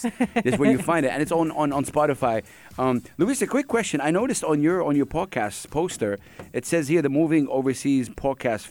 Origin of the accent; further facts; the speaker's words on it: Saudi Arabia; I'm from Saudi Arabia.